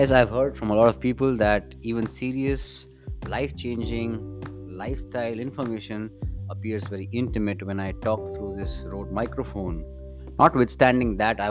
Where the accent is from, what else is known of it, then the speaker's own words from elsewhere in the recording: India; as an Indian creator